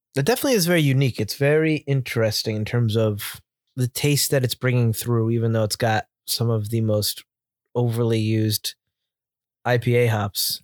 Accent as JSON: {"language": "English", "town": "Milford", "region": "Connecticut", "country": "United States", "said": "we're from Milford, Connecticut"}